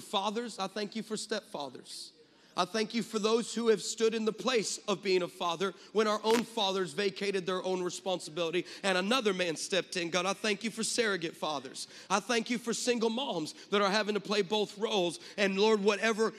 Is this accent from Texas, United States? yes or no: no; California, United States; I'm from California